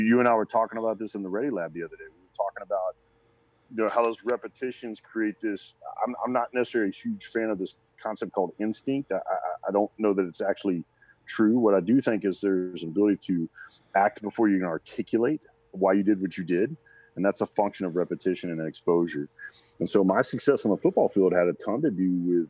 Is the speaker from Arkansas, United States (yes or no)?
yes; Little Rock, Arkansas, United States; moved away; also born or lived in Texas; I was born in Little Rock, Arkansas. I love being an Arkansas kid, man. I grew up watching the Razorbacks